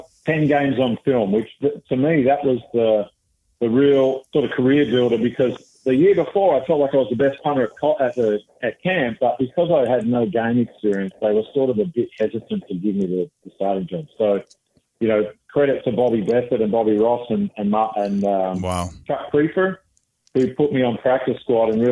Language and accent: English; Western Australia, Australia; moved away; I played junior football in Western Australia